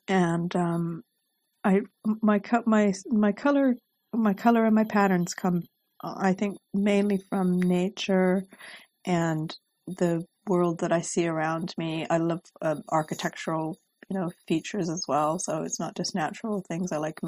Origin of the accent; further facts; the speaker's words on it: Pacific Northwest, United States; I grew up in the Pacific Northwest, and I believe that I'm very influenced by my mind's eye from the beautiful scenery that I enjoyed when I was there.